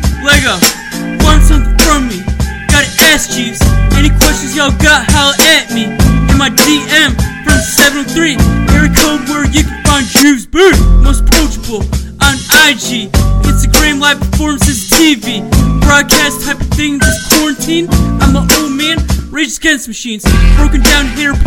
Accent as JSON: {"language": "English", "town": "Great Falls", "region": "Virginia", "country": "United States", "tie": "born or raised there", "said": "Great Falls, Virginia, my hometown"}